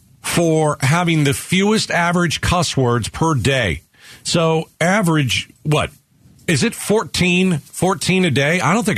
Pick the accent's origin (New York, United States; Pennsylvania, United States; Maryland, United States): New York, United States; now in Phoenix, United States; I came out here from New York 27 years ago.